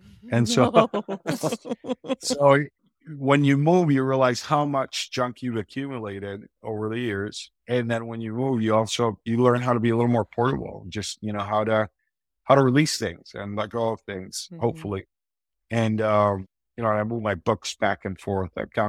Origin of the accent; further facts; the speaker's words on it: Argentina; also born or lived in Wisconsin, United States; So as a missionary kid, you know, I was born in Wisconsin. And then my parents felt the call to go down to Argentina as missionaries.